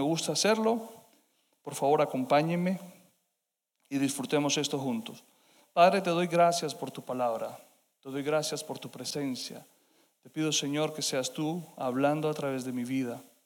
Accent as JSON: {"language": "Spanish", "country": "Colombia", "said": "como hispanos, como colombianos"}